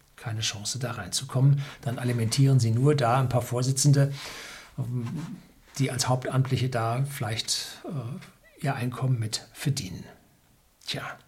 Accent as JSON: {"language": "German", "region": "Bavaria", "country": "Germany", "said": "bei uns in Bayern"}